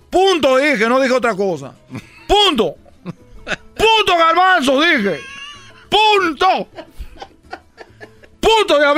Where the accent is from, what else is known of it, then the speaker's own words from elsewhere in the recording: Cuba; Chicos, soy de Cuba. No comemos nada, te estoy diciendo.